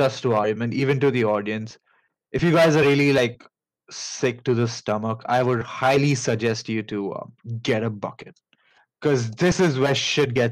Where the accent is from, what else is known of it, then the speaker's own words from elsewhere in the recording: India; accent: Indian; pardon my Indian accent